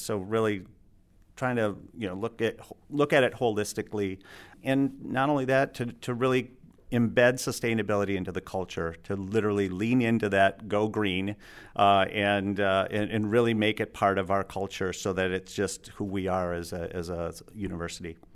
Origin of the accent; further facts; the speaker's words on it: Alpena, Michigan, United States; also born or lived in Grosse Pointe, Michigan / Ann Arbor, Michigan / Traverse City, Michigan; I grew up in Alpena